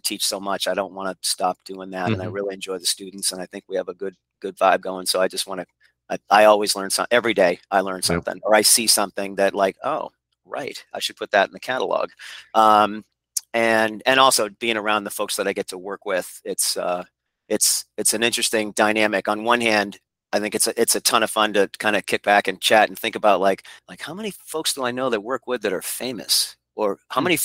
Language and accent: English; Portsmouth, New Hampshire, United States; I was born in Portsmouth, New Hampshire, and both of my grandfathers and one of my uncles came up at the shipyard, and it's always been the River City to me